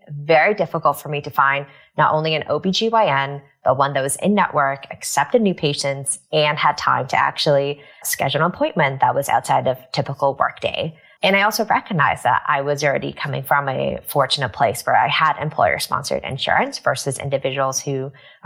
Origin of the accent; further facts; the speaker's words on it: Vancouver, British Columbia, Canada; moved away as an adult; also born or lived in Taiwan / Kingston, Ontario / Toronto, Canada / New York, United States; now in United States; grew up in Vancouver, British Columbia.